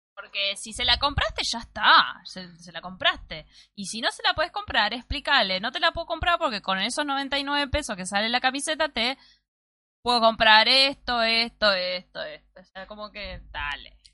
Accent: Mar del Plata, Buenos Aires Province, Argentina; Acá le decimos granjas en Mar del Plata

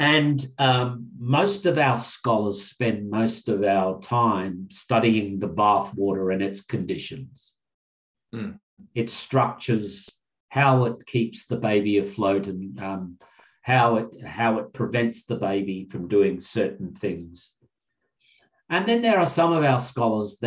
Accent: Narungga, Kaurna, Ngarrindjeri country, South Australia, Australia; I am Narungga, Kaurna, and Ngarrindjeri

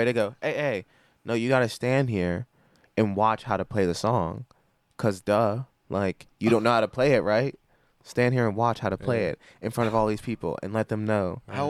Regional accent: Pittsburgh, Pennsylvania, United States

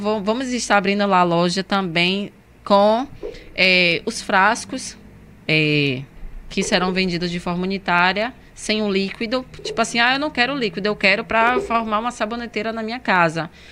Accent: Northeast Region, Brazil; eu sou nordestina.

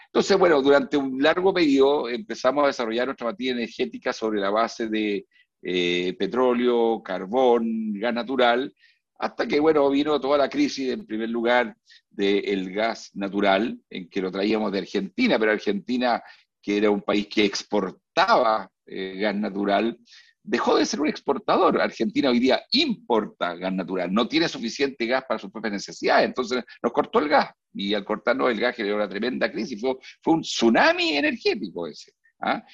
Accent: Chile; Esto no lo digo yo como chileno

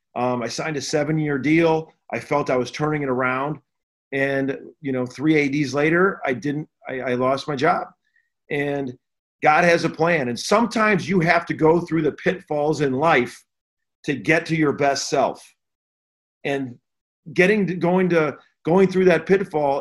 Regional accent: Chicago, Illinois, United States; I grew up in the Chicago area

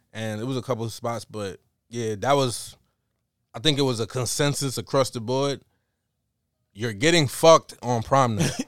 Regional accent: New York, United States; growing up in New York, we not that diverse

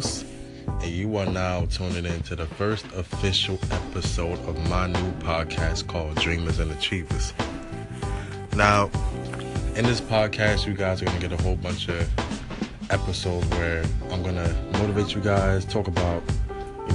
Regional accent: New York City, New York, United States; I'm a photographer from Brooklyn, New York

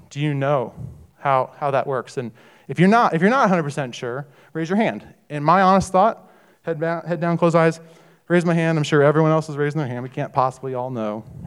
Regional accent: Missouri, United States; I grew up in Missouri, and I grew up in a Catholic uh, Catholic family

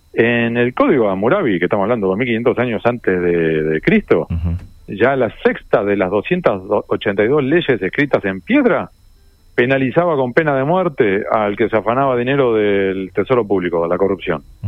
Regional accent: La Plata, Buenos Aires Province, Argentina; la ciudad de La Plata, donde yo nací, me crié y vivo

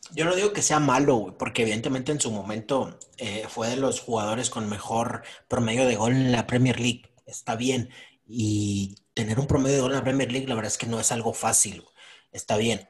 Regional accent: Monterrey, Nuevo León, Mexico; nosotros como regios

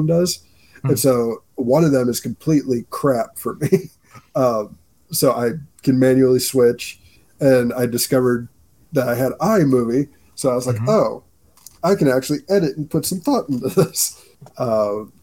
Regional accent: Mishawaka, Indiana, United States; Mishawaka, born and raised. The hometown of Adam Driver

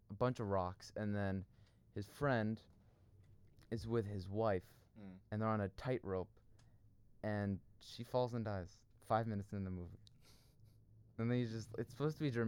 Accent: Seattle, Washington, United States; moved away as an adult; now in Beverly Hills, United States; I've been there for good 18 years

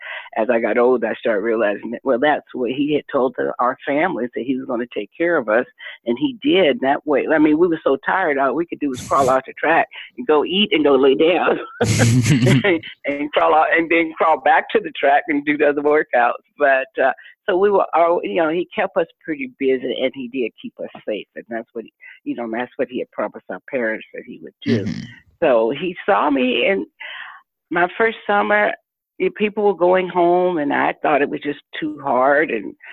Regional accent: the South, United States; growing up in the Jim Crow South, and, you know, having to ride a school bus over an hour, and we could have walked to school, but it was a white school

